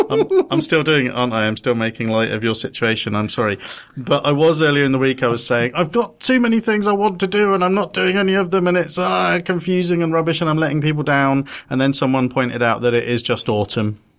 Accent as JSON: {"language": "English", "region": "London", "country": "United Kingdom", "tie": "born or raised there", "said": "I was born in London, me, Muswell Hill."}